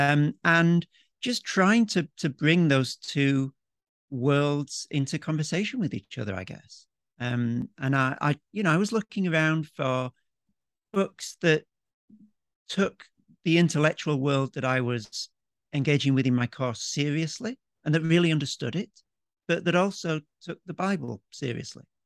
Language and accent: English; Yorkshire and the Humber, United Kingdom; moved away as an adult; now in Melbourne, Australia; I'm a Yorkshireman, grew up in the U K